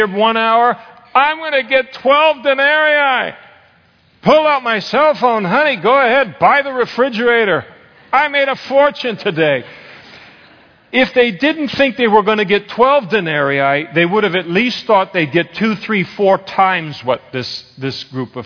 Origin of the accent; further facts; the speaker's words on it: Napa, California, United States; I was raised in Napa, so you did ag stuff